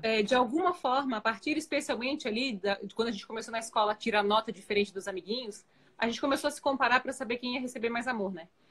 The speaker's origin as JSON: {"language": "Portuguese", "town": "Florianópolis", "region": "Santa Catarina", "country": "Brazil", "said": "eu sou de Floripa"}